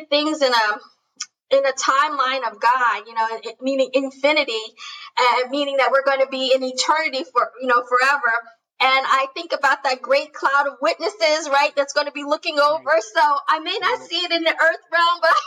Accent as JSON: {"language": "English", "region": "New Jersey", "country": "United States", "tie": "born or raised there", "said": "I grew up in New Jersey"}